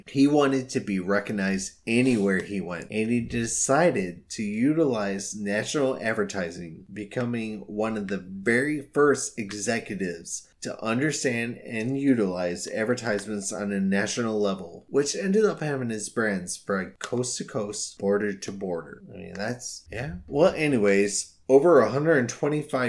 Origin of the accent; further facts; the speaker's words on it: Illinois, United States; my home state of Illinois